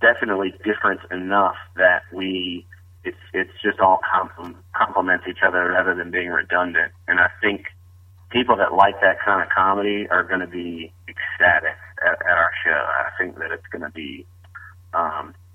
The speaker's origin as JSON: {"language": "English", "region": "the South", "country": "United States", "accent": "Southern", "said": "I'm a Southerner, got a little bit of a Southern accent"}